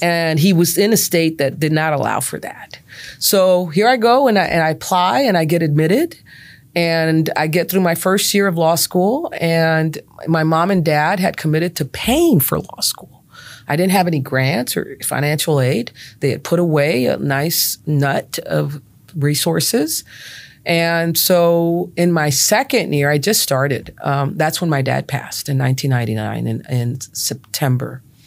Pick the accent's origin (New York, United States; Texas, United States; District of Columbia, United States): Texas, United States; Brownsville; growing up in Brownsville